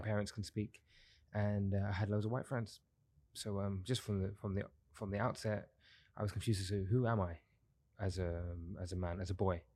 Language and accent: English; London, United Kingdom; now in Dubai, United Arab Emirates; I'm originally from London, uh, born and raised in London, South East London